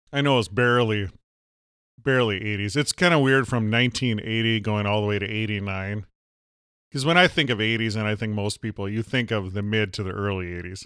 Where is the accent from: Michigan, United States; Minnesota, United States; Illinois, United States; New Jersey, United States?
Minnesota, United States; I'm from Minnesota.